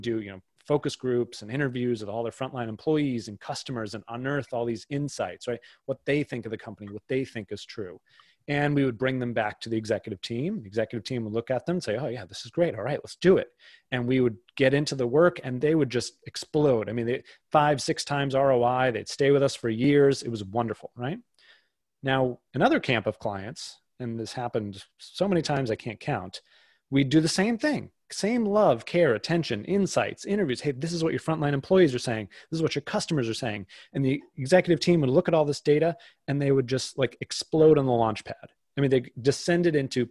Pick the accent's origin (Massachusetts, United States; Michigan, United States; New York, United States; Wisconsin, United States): Massachusetts, United States; outside of Boston; I grew up outside of Boston